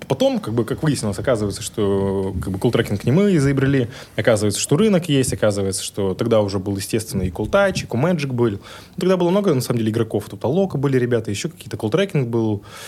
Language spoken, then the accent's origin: Russian; Yekaterinburg, Sverdlovsk Oblast, Russia; я классический пацан из Екатеринбурга